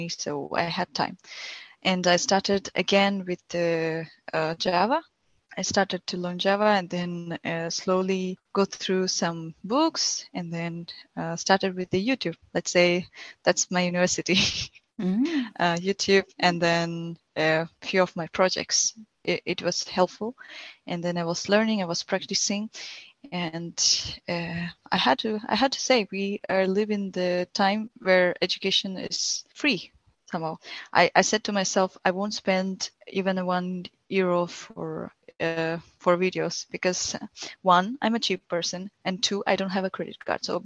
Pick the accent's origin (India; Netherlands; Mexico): India; now in Hamburg, Germany; I'm from India and currently living in Hamburg.